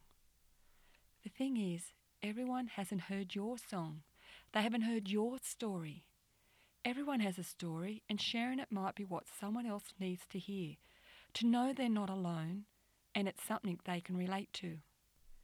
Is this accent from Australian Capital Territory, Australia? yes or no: no; New South Wales, Australia; I'm from New South Wales, Australia